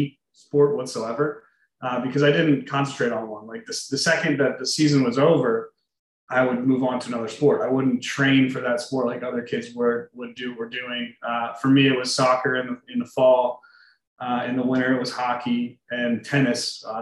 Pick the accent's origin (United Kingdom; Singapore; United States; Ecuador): United States; New Jersey; also born or lived in Pittsburgh / Philadelphia; I'm originally from South Jersey, so about 20, 25 minutes outside of Philadelphia. Born and raised there